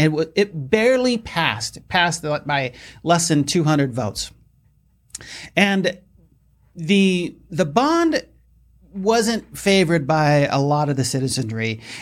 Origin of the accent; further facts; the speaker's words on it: Gilbert, Arizona, United States; my hometown, Gilbert.